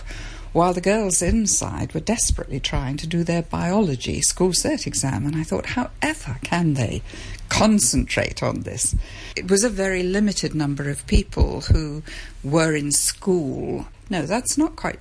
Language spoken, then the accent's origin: English; Epsom, South East England, United Kingdom; moved away as an adult; also born or lived in London / Kuala Lumpur, Malaysia; I came from South London, the Epsom area, and I went to university in London and taught on the north side of London.